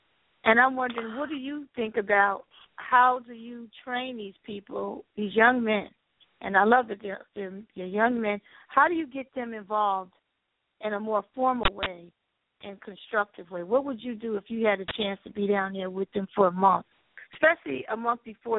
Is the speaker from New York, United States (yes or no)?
no; New Jersey, United States; I'm from New Jersey.